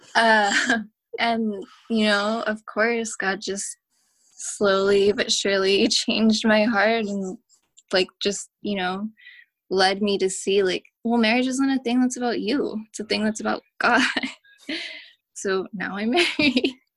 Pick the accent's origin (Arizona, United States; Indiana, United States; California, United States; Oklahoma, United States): California, United States; Oakland; I'm from the Bay Area, grew up in Oakland